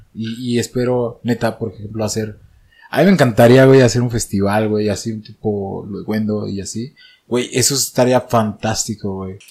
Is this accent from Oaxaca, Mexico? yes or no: yes; Oaxaca, Mexico; now in Mexico City, Mexico; desde que yo salí de Oaxaca